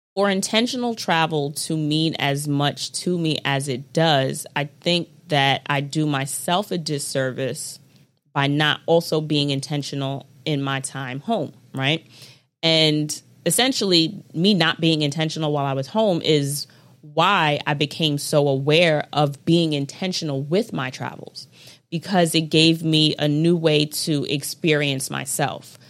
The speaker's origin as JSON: {"language": "English", "country": "United States", "said": "I'm American"}